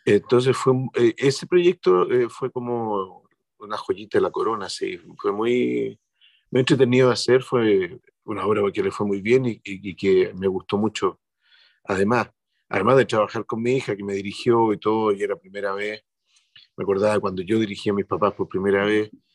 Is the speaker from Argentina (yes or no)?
no; Chile; somos los chilenos